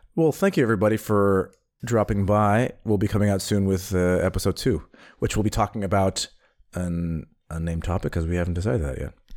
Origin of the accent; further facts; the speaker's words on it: United States; now in Berlin, Germany; being an American